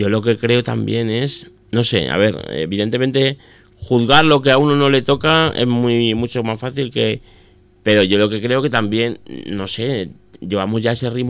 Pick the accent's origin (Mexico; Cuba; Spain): Spain; Miguel Esteban, Castilla-La Mancha; a mi pueblo, por ejemplo, que, me encuentro que llego al a mi pueblo, mi pueblo es Miguel Esteban, para el que no lo, no lo sepa, me encuentro que llego a Miguel Esteban a 50 kilómetros de aquí